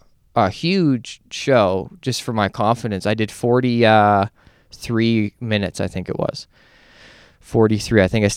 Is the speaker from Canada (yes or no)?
yes; Canada; I'm a headliner from Canada